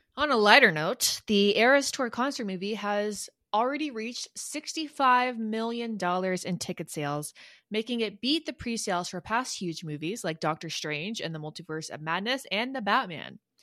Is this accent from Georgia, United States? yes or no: yes; Atlanta, Georgia, United States; Music Midtown. It's this, like, small little fall festival my hometown puts on